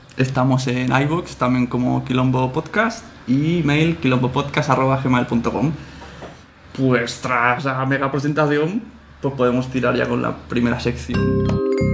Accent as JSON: {"language": "Spanish", "region": "Catalonia", "country": "Spain", "said": "Yo también soy catalán."}